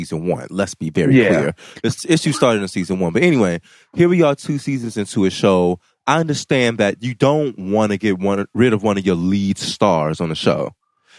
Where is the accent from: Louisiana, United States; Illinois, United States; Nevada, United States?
Illinois, United States; Chicago; I'm from the South Side of Chicago